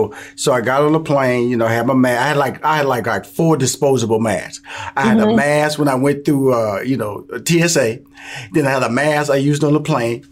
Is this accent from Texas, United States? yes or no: yes; Houston, Texas, United States; Well, I'm born and raised in Houston.